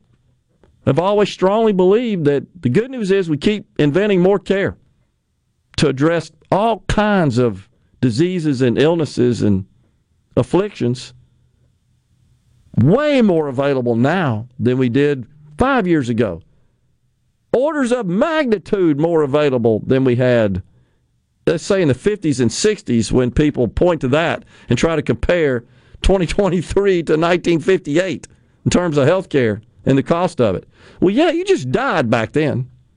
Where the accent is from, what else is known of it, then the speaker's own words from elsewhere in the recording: Mississippi, United States; I love my home state. I live here. I've raised my family here